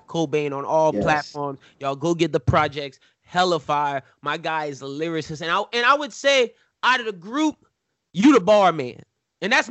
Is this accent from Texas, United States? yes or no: no; Louisiana, United States; we're from Louisiana